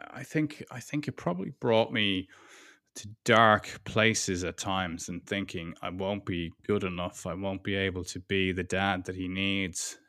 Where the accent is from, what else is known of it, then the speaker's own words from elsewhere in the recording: Ireland; now in United Kingdom; Beatrice is German, and I'm Irish, and we're living in the U K